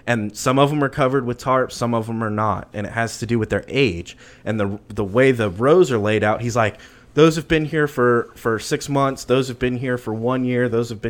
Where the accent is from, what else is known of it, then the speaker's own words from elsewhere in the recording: Austin, Texas, United States; I'm from Austin.